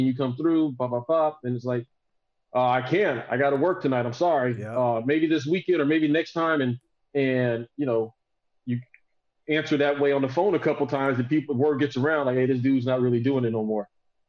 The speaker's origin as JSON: {"language": "English", "region": "Southern United States", "country": "United States", "tie": "born or raised there", "lives_now": "Austin, United States", "said": "So like, I was raised in the South, but I mean, I've been in Texas since 20, almost 30 years now."}